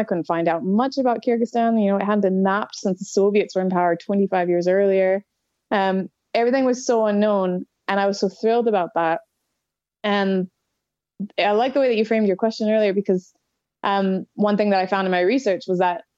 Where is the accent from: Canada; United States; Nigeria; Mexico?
Canada; Canadian Rockies; moved away as an adult; now in Scotland, United Kingdom; I live in Scotland now, but I'm from the Canadian Rockies.